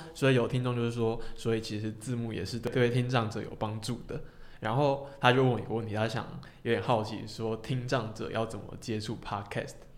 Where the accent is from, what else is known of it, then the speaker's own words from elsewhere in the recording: Hong Kong; 因为我是香港人